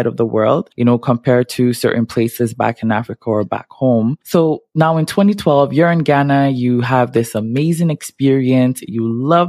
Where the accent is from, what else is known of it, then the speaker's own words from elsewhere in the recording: Montreal, Quebec, Canada; I grew up in Montreal